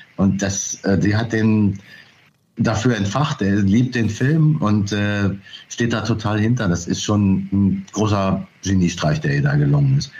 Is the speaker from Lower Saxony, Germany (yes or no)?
yes; Burgdorf, Lower Saxony, Germany; moved away as an adult; also born or lived in Hanover / Berlin; now in Oldenburg, Germany; ich bin tatsächlich in Burgdorf bei Hannover zur Schule gegangen und bin dort, in Hannover bin ich auch geboren